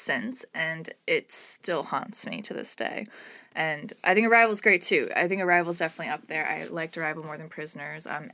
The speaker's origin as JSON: {"language": "English", "region": "Kansas", "country": "United States", "tie": "born or raised there", "also_born_or_lived": "Canada", "moved": "yes", "said": "I grew up in Kansas and then moved to Canada."}